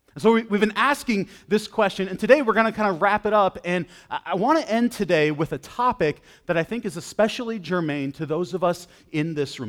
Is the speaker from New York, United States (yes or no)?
yes; Western New York, United States; I grew up in Western New York